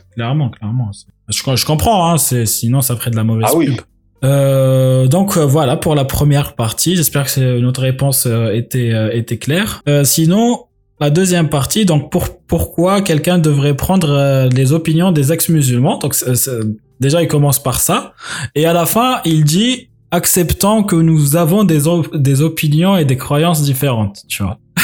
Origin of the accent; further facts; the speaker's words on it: Algeria; moved away; dans les pays musulmans, bah, enfin, en Algérie en tout cas, il y avait l'éducation islamique